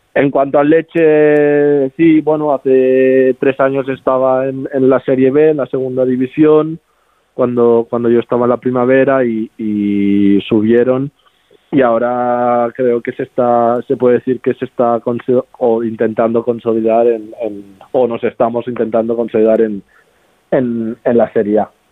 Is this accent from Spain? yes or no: yes; Barcelona, Catalonia, Spain; moved away as an adult; also born or lived in Sant Cugat del Vallès; now in Lecce, Italy; nací allí en Barcelona, vivo, bueno, vivía